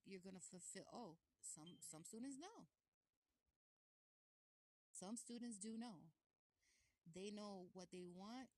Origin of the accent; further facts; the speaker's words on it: New York City, New York, United States; I was born in Brooklyn